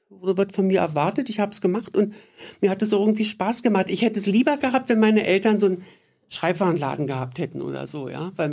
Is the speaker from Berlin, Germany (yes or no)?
yes; Berlin, Germany; born there; In Berlin.